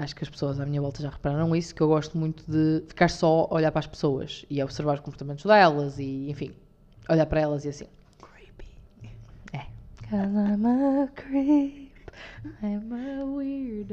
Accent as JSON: {"language": "Portuguese", "area": "the North", "region": "Norte", "country": "Portugal", "said": "Somos do Norte, com muito orgulho"}